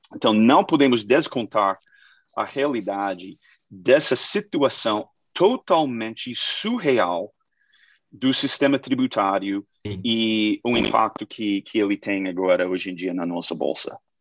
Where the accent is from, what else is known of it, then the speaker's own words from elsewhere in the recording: United States; Portuguese is a second language; now in Brazil; sou americano, sou gringo, eu fiz gestão de, de fundos globais lá nos Estados Unidos